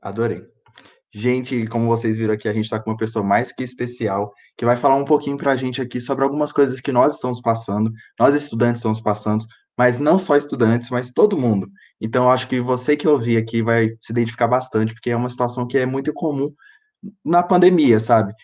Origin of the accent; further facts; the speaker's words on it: Ouro Branco, Minas Gerais, Brazil; eu sou de Ouro Branco